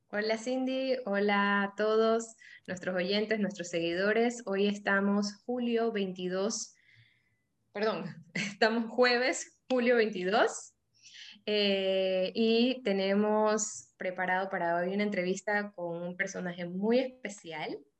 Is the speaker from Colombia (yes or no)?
no; Panama; moved away as an adult; now in Guayaquil, Ecuador; yo soy panameña, tengo 10 años viviendo en, Guayaquil